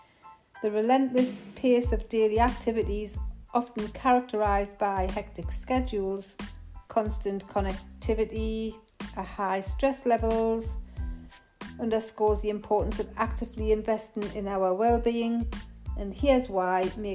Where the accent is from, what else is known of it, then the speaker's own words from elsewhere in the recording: Geordie, North East England, United Kingdom; accent: Geordie; my Geordie accent. Some of you may find it difficult to understand the Geordie dialect sometimes.